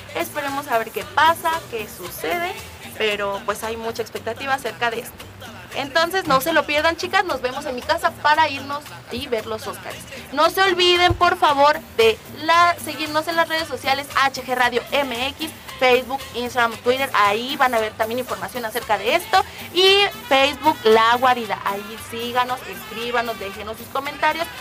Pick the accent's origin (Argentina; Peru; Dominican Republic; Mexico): Mexico; como buen mexicano